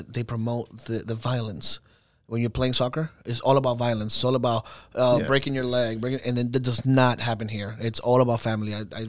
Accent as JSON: {"language": "English", "town": "Orlando", "region": "Florida", "country": "United States", "tie": "born or raised there", "said": "passion for 4x4, it's in me, Venezolano. We do that a lot there. But I go Jeep towards the Jeep side because I was raised in Orlando."}